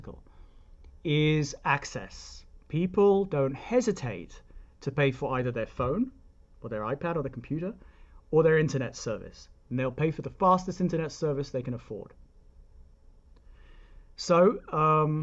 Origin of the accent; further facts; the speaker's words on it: United Kingdom; now in United States; I'm British